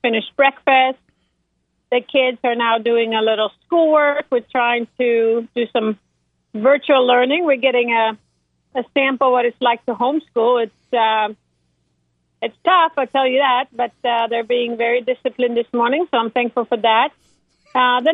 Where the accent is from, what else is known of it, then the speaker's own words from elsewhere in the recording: Sweden; moved away; growing up in Sweden